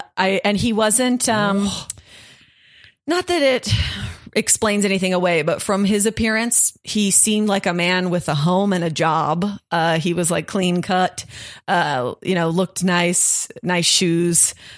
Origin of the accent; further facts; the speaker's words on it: California, United States; I would tell people if they'd ask if I was American, I would say I'm from California, and that kind of smoothed it out a little bit.